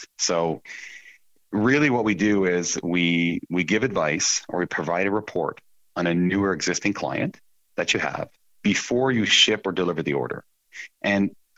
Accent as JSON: {"language": "English", "region": "Quebec", "country": "Canada", "tie": "born or raised there", "also_born_or_lived": "Alberta", "moved": "as an adult", "said": "I'm an English Quebecer, and I had some friends living in Alberta, so I left my parents in Quebec at the age of 18"}